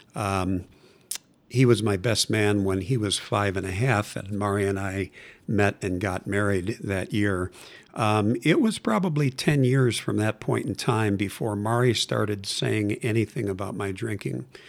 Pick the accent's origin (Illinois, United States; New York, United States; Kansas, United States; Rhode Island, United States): Illinois, United States; Chicago; now in Denver, United States; I was born and raised in Chicago and, uh, lived in the western suburbs of Chicago